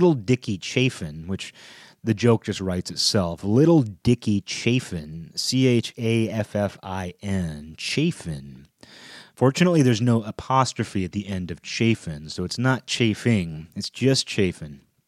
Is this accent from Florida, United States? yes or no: no; Seattle, Washington, United States; I live in, you know, I grew up in the Seattle area, you know, I still live about an hour outside of Seattle